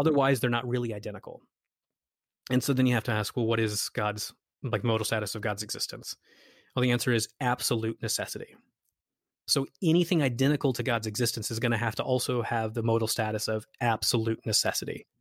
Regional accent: United States; since we're all American here

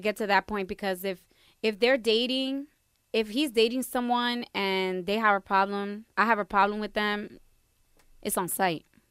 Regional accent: Perth Amboy, New Jersey, United States; first language Spanish; English is a second language; growing up in a town like Pertham, boy, I was Latina one hundred percent

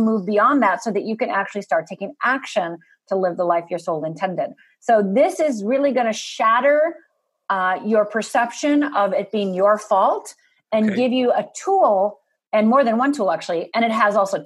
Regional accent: United States; I'm from Upper Michigan, Upper Minnesota

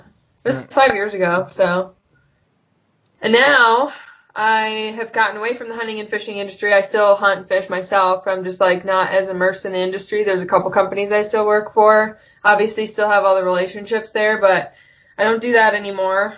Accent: Wisconsin, United States; growing up in Wisconsin

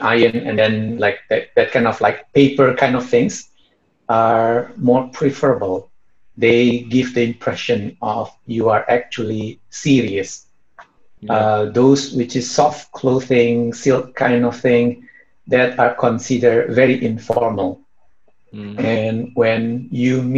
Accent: Indonesia; English is a second language

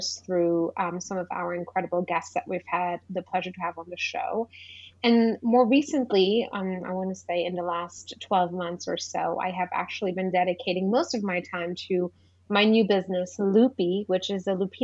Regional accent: Luxembourg; moved away as an adult; also born or lived in Paris, France; now in New York, United States; I actually grew up in Luxembourg, a small little country in the center of Europe.

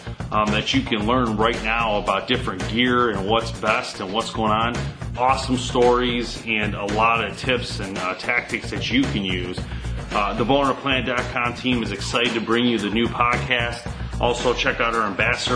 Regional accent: Roseville, Michigan, United States; I grew up in Roseville

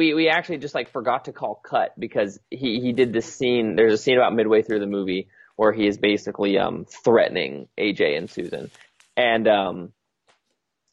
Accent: Wyoming, United States; moved away as an adult; also born or lived in London; I knew I was going to come back here to Wyoming

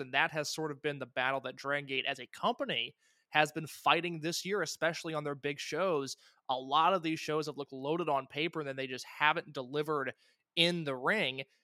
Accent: Indiana, United States; I'm from Indiana

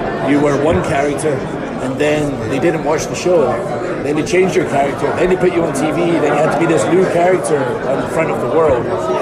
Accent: Scotland, United Kingdom; moved away as an adult; I'm from Scotland

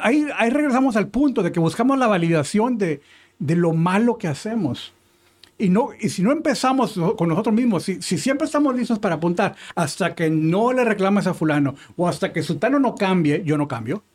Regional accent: Mexico; yo soy mexicano

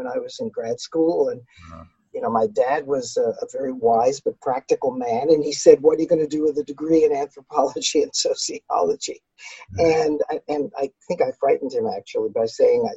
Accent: New York City, New York, United States; I grew up in New York City, in Brooklyn

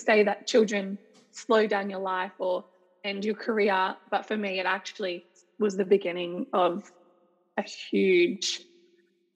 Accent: Mornington Peninsula, Victoria, Australia; also born or lived in Perth, Western Australia; I grew up basically most of my life on a place called the Mornington Peninsula, which is about an hour from Melbourne City

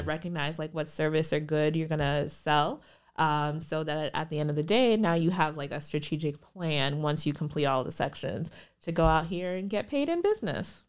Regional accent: Minnesota, United States; born or raised there; moved away as an adult; also born or lived in Liberia / Chicago

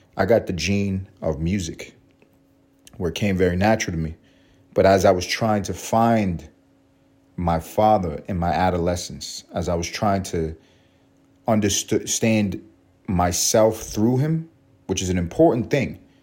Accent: New York City, New York, United States; I grew up on Third Ave, walking uptown on Third Ave in East Harlem

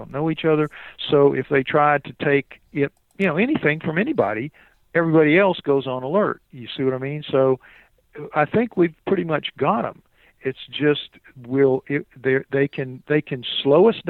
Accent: New Orleans, Louisiana, United States; I'm from New Orleans

